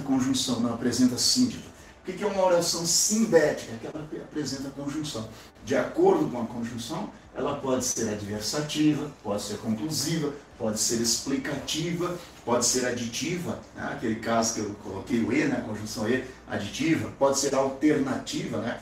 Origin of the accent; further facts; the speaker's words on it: Brazil; como brasileiro, como cidadão